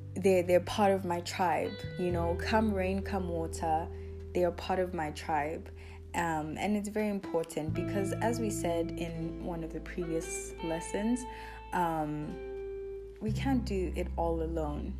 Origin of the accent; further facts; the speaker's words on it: South Africa; I was born in South Africa